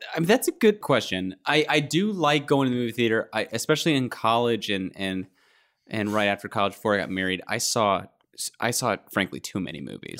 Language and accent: English; Kentucky, United States; I grew up in Kentucky. It's a basketball state.